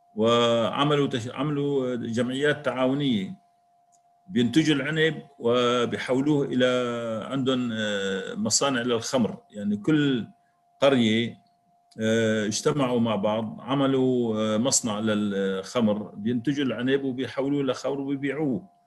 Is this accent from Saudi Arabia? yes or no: no; Syria; نحن كسوريين